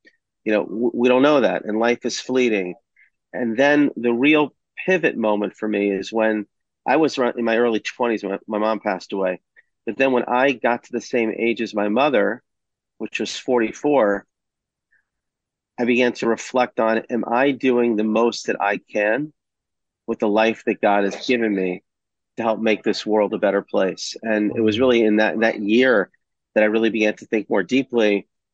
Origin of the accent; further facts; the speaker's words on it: Atlanta, Georgia, United States; I grew up in Atlanta